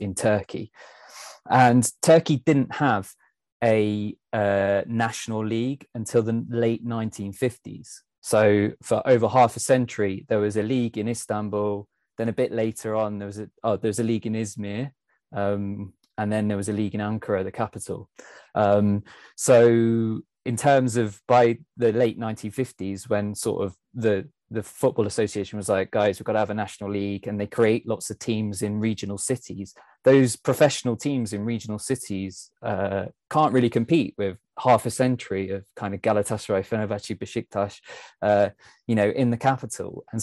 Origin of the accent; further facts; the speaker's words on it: Leicester, East Midlands, United Kingdom; I'm actually from Leicester.